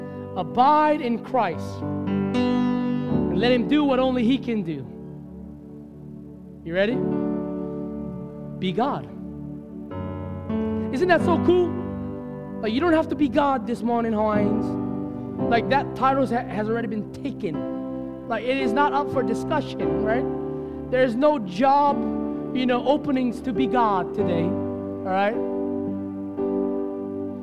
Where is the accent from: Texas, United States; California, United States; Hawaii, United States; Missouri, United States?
Hawaii, United States; as a Hawaiian, I'd never used that word growing up